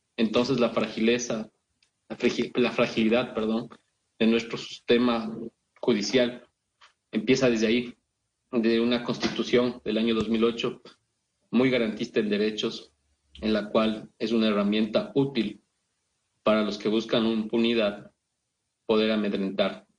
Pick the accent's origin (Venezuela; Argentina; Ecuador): Ecuador